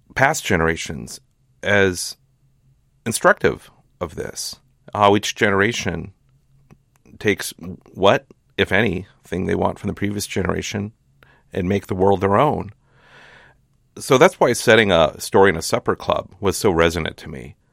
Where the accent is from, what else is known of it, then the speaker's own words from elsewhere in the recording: Hastings, Minnesota, United States; moved away as an adult; now in California, United States; I grew up in Hastings